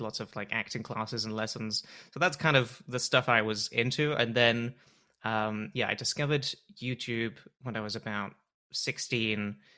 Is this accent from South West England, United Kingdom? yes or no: yes; Bath, South West England, United Kingdom; now in Toronto, Canada; I'm from Bath originally